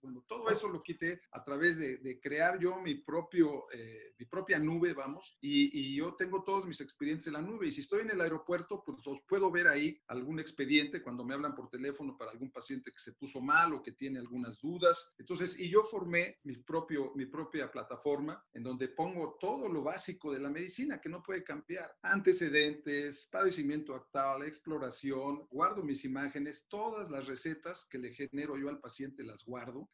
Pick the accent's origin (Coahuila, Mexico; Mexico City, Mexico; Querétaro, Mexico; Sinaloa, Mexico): Mexico City, Mexico; Orgullosamente soy del rumbo de Santa Julia, de la colonia San Rafael